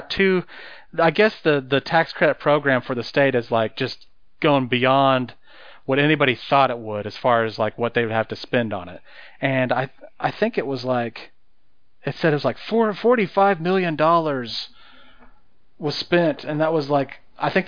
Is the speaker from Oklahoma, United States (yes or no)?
yes; Guymon, Oklahoma, United States; moved away; I'm from Guymon originally.